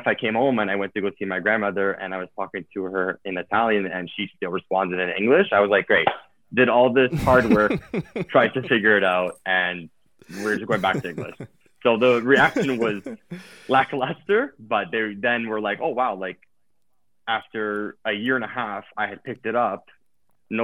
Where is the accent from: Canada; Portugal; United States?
Canada; Toronto, Ontario; also born or lived in Italy; born and raised in Toronto.